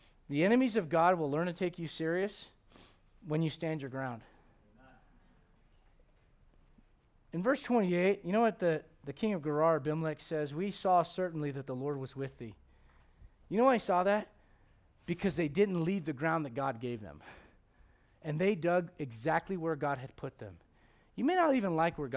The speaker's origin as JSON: {"language": "English", "country": "United States", "said": "as an American"}